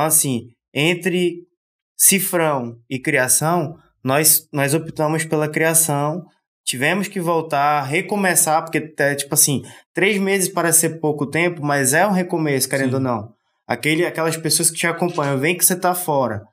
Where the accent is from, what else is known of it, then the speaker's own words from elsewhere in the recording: Manaus, Amazonas, Brazil; Sou de Manaus.